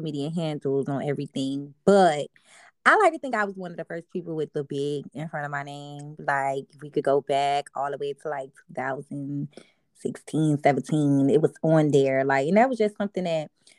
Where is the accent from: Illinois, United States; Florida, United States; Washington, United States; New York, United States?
Florida, United States; Miami; also born or lived in Carol City / Liberty City / Miramar / Broward County; I done lived all over Miami.